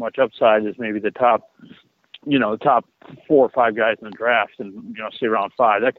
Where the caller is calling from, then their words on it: Chicago, Illinois, United States; calling from Chicago.